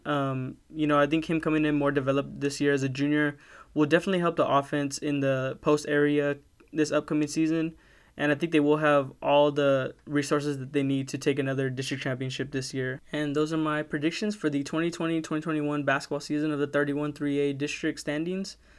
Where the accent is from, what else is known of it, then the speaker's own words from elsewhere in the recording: Kingsville, Texas, United States; I'm from Kingsville, Texas. I've lived here all my life